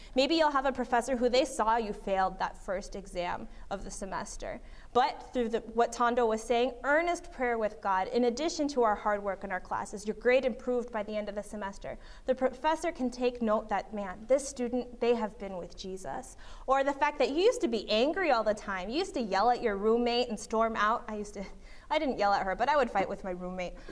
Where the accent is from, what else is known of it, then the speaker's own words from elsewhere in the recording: Berrien Springs, Michigan, United States; I was raised in Berrien Springs, Michigan